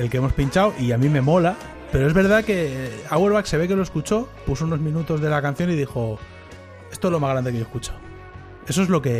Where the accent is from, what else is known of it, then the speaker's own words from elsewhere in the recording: Argentina; Yo soy eh, argentino-catalán.